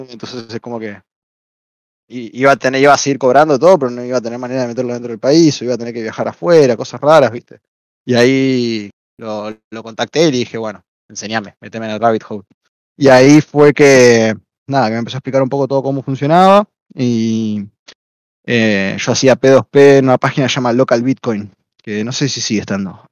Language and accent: Spanish; Argentina; soy argentino